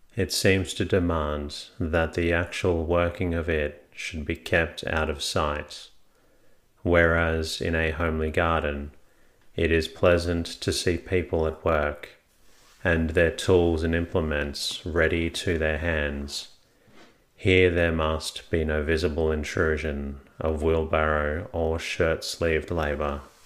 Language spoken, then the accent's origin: English; Melbourne, Victoria, Australia; my hometown of Melbourne